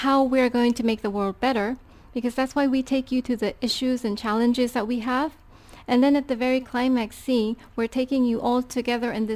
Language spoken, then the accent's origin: English; Tokyo, Japan; I'm from Tokyo